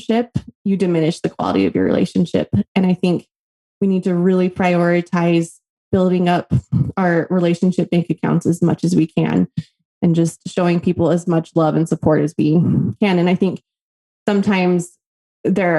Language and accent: English; Las Vegas, Nevada, United States; now in Tucson, United States; I grew up in Las Vegas, Nevada